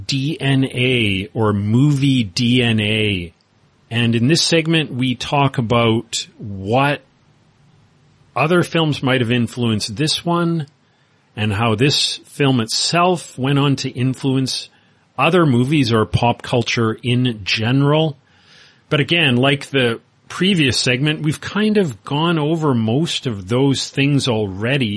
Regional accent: Winnipeg, Manitoba, Canada; where I grew up in Winnipeg, Canada

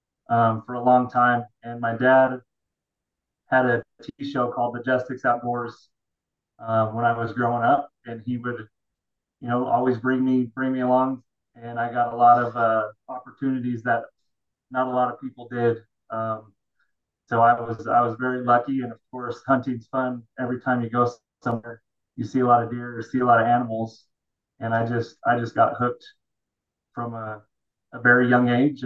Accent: Utah, United States; Born and raised in Utah

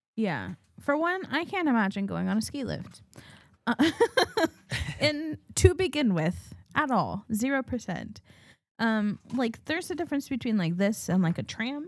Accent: New Mexico, United States; growing up in New Mexico

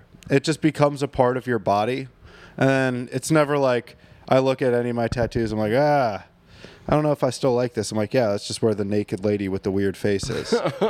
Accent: Chalfont, Pennsylvania, United States; Like, I grew up in Chalfont, Pennsylvania, but, you know, my dad's a Green Bay Packers fan

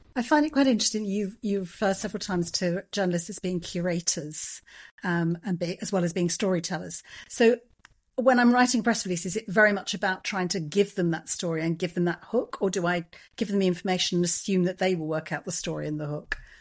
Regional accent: England, United Kingdom; I'm English

